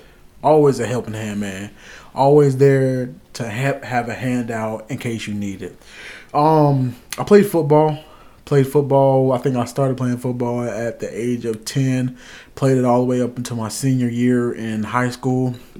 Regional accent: South Carolina, United States; born there; also born or lived in Arkansas; My childhood, I was born in South Carolina. I moved a lot. I moved from South Carolina to North Carolina to Arkansas, back to a part of North Carolina, then to another part, which was basically like 20 minutes away.

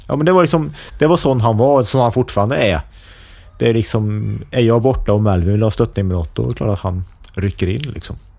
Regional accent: Forshaga, Värmland, Sweden; jag växte upp i Forshaga

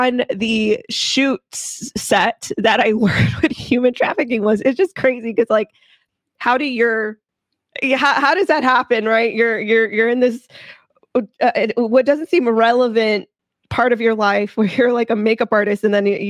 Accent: Houston, Texas, United States; I am a Houston native

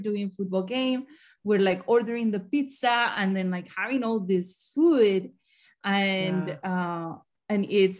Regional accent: Colombia; now in Missouri, United States; I live in Missouri, but I'm originally from Colombia.

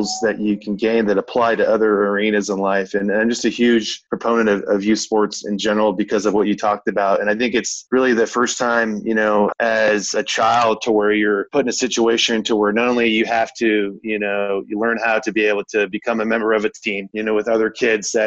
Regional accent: Oakdale, California, United States; moved away; I'm originally from Oakdale, California. There in NorCal, not too far where you currently live, Jack, and born and raised in the Central Valley in a small agricultural town

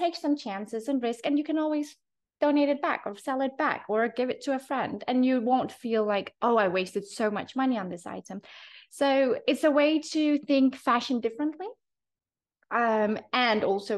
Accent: Denmark; now in Abu Dhabi, United Arab Emirates; Being from Denmark, sustainability, secondhand, vintage, red thrift stores, all this is a part of growing up in Denmark

